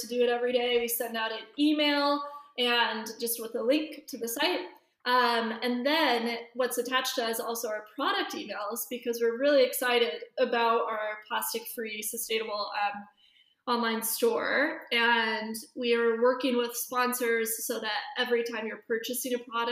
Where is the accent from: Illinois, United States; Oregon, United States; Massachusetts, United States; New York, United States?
Oregon, United States; Bend; also born or lived in San Diego, California; now in Los Angeles, United States; I grew up in Bend, Oregon